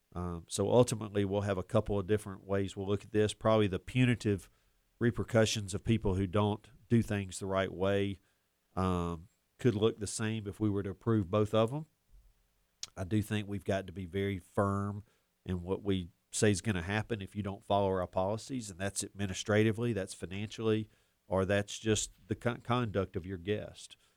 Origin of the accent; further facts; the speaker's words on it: Auburn, Alabama, United States; also born or lived in Birmingham; I was raised here in Auburn. My family moved here when I was just a baby, and I spent my entire life here